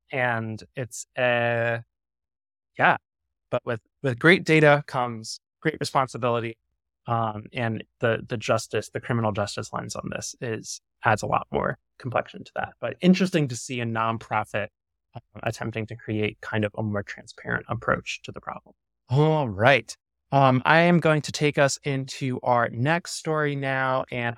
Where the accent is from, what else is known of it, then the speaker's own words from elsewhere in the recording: New York, United States; And I think George, you and I both live on coasts and are born and raised in New York.